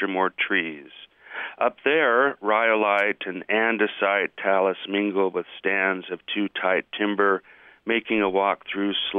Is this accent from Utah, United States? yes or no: yes; Salt Lake City, Utah, United States; also born or lived in Hoboken, New Jersey; I grew up in Salt Lake City